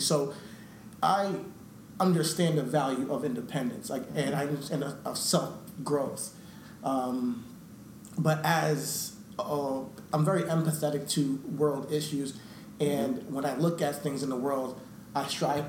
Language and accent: English; New York, United States; we're, we from New York